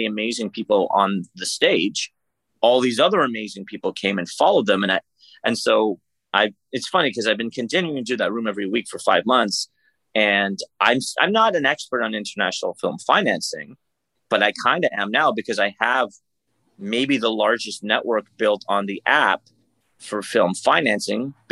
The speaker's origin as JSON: {"language": "English", "country": "Canada", "said": "I'm from Canada"}